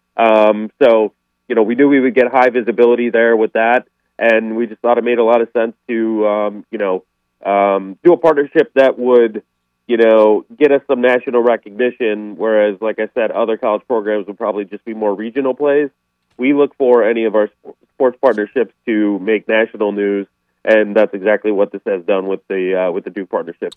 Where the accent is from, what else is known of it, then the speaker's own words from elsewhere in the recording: Chicago, Illinois, United States; I'm from Chicago